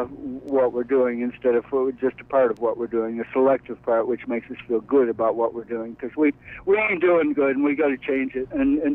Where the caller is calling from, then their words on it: Brooklyn, New York, United States; David, I'm calling from Brooklyn.